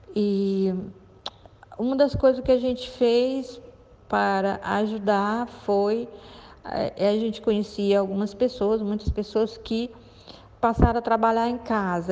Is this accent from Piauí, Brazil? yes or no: yes; Piauí, Brazil; eu morava num bairro bem pobre, né? lá no, no Piauí, não é? que foi onde eu nasci.